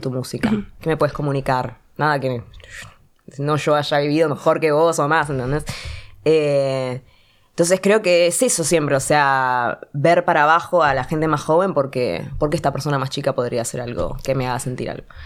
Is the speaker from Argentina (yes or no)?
yes; Argentina; uno ya como argentino está tan acostumbrado al bardo